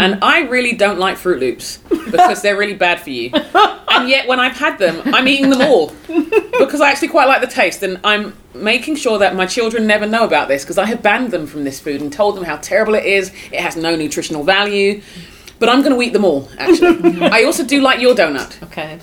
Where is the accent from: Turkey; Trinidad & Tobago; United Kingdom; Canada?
United Kingdom; as a Brit